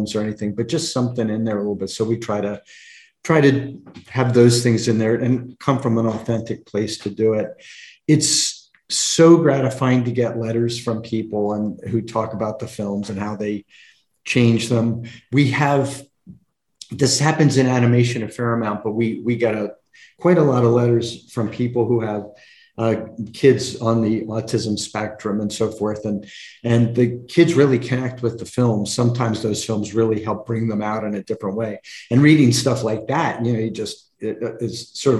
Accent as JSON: {"language": "English", "region": "Delaware", "country": "United States", "tie": "born or raised there", "said": "I grew up in Delaware, and there is no filmmaking community in Delaware."}